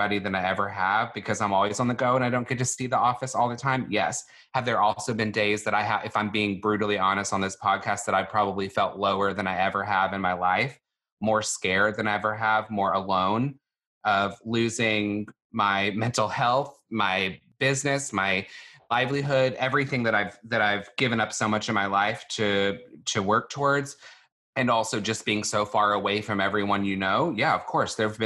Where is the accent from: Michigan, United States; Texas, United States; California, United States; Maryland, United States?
Texas, United States; Longview; moved away; I grew up in Longview, Texas, which is a town in East Texas